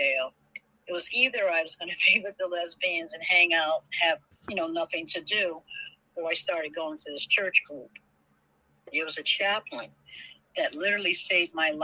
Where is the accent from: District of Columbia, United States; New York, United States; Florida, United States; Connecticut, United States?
Connecticut, United States; moved away as an adult; also born or lived in New Haven / Atlanta; I'm from Bayview, Connecticut. I left Connecticut, relocated